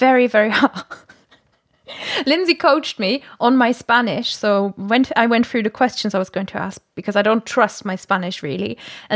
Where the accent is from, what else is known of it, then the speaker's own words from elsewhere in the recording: Germany; moved away; Wir sind beide Deutsche